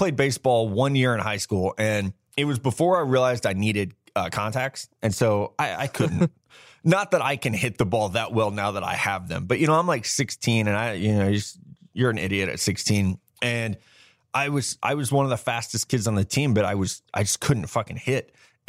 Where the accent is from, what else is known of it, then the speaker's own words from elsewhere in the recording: Midwest, United States; And yeah, like growing up in the Midwest, like we don't have hockey.